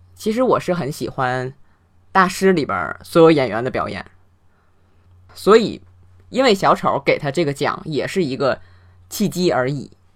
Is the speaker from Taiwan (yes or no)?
no; China; 我们中国人